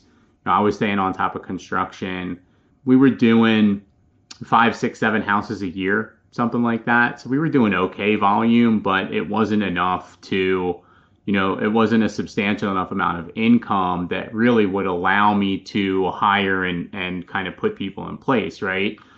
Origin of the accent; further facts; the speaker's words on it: Philadelphia, Pennsylvania, United States; moved away as an adult; now in Charlotte, United States; I'm originally from Philadelphia, Pennsylvania, moved down here to Charlotte with my wife about three and a half years ago